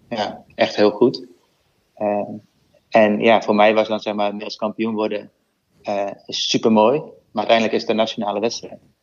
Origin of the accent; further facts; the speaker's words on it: Netherlands; als Nederlander